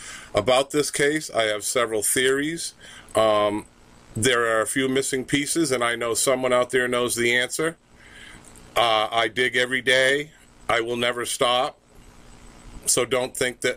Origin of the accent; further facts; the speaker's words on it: Littleton, New Hampshire, United States; also born or lived in Sugar Hill, New Hampshire; I was born in Littleton, 57 years old. And pretty much been here my whole life